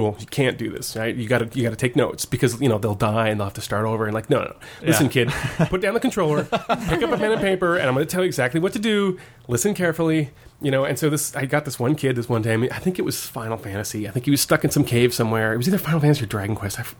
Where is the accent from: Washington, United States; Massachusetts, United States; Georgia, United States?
Washington, United States; Woodinville; moved away as an adult; also born or lived in Tokyo; I grew up in Woodinville, which is right next to Redmond, Washington